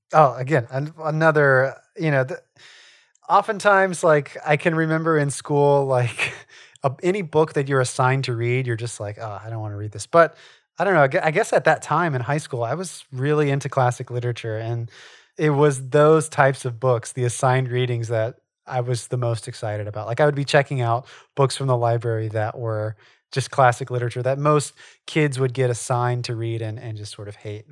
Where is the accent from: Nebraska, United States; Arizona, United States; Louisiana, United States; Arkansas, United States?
Louisiana, United States; Southwest; Charles and I live in Louisiana. We grew up in Southwest Louisiana